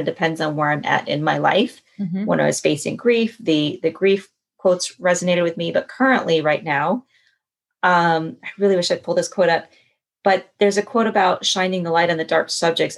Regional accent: Colorado, United States; also born or lived in East Coast; now in San Francisco, United States; I was originally from Colorado and spent 18 years on the East Coast

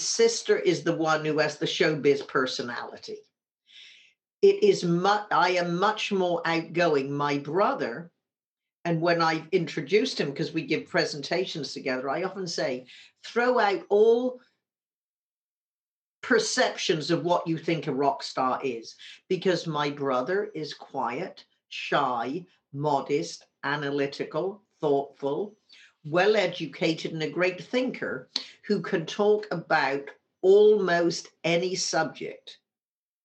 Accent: Wimborne, South West England, United Kingdom; now in San Francisco, United States; when we were growing up in Wimborne, Dorset, in the south of England

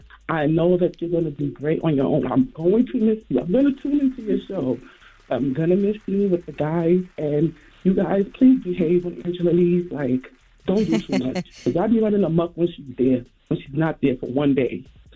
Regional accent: Brooklyn, New York, United States; now in Atlanta, United States; So, I'm originally from Brooklyn, but I just moved to Atlanta.

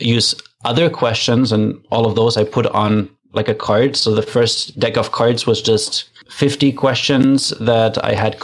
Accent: Germany; now in Canada; I'm from Germany originally, but I live in Canada

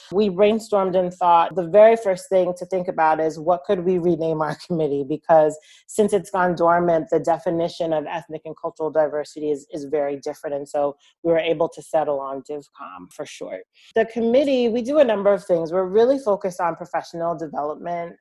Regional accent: Long Island, New York, United States; I'm originally from Long Island and I'm from a town that's two towns over from where Robert Moses is from

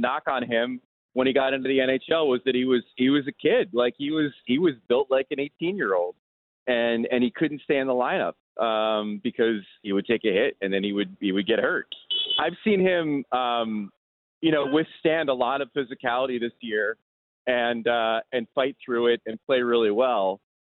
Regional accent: New Jersey, United States; I grew up in New Jersey

